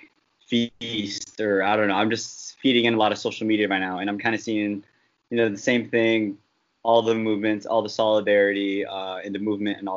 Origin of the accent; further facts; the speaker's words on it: San Francisco, California, United States; moved away as an adult; also born or lived in San Diego; my hometown, San Francisco